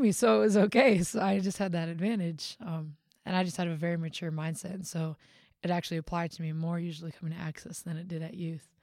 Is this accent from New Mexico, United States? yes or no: no; Big Rapids, Michigan, United States; I am from Michigan